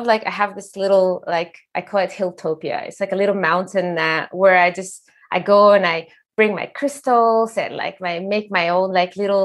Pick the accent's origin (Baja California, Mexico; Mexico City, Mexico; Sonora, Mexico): Sonora, Mexico; Sonoran Desert, Mexico; now in Norway; I come from the desert, like I'm from Mexico, I'm from the Sonoran desert.